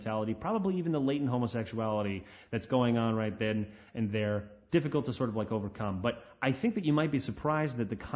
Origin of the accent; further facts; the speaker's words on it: Canada; My hometown, no one talks about religion